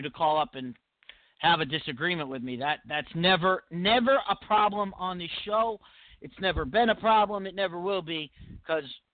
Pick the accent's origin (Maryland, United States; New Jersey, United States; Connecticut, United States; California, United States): Connecticut, United States; I am from Connecticut.